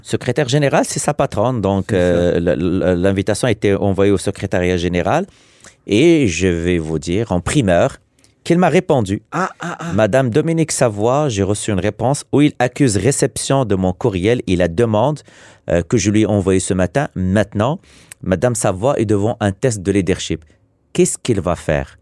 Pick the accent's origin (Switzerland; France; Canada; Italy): Canada; Quebec